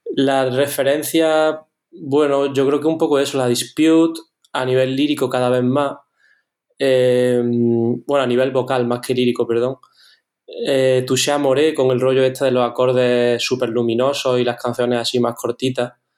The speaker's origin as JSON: {"language": "Spanish", "town": "Córdoba", "region": "Andalusia", "country": "Spain", "said": "nosotros somos de Córdoba, que es una ciudad que, bueno, tiene 360.000 habitantes o así"}